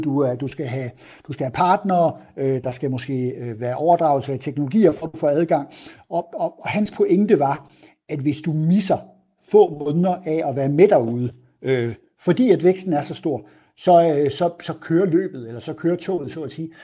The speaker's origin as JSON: {"language": "Danish", "area": "south of Aarhus", "region": "Central Denmark Region", "country": "Denmark", "accent": "Jutlandic", "moved": "yes", "lives_now": "Copenhagen, Denmark", "said": "min accent forhåbentlig afslører, så, øh, så har jeg jo en jysk oprindelse, der er syd for Aarhus"}